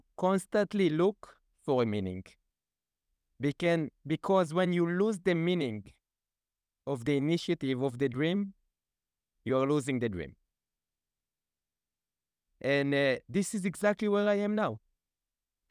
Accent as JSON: {"language": "English", "country": "Israel", "tie": "born or raised there", "said": "I really wanted to move out from the kibbutz, and at the year of 14, I fulfilled this dream."}